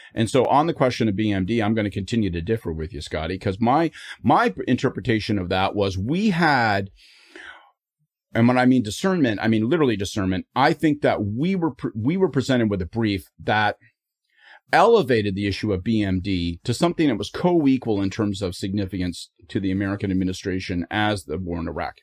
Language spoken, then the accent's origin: English; Canada; I am Canadian